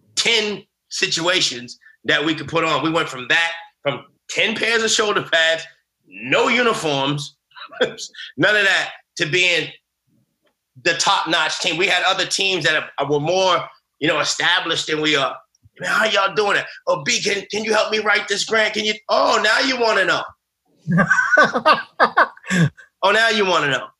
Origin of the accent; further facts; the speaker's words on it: United States; I grew up in America afraid of being who I was